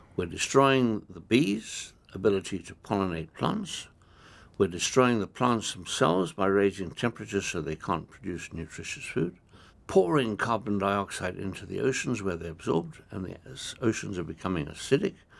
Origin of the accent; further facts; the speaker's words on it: Kenya; I come from Africa. I come from a country that has got uh, a number of different religions